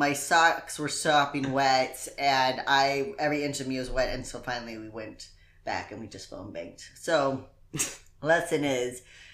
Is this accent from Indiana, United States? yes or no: yes; Indiana, United States; I'm from Indiana.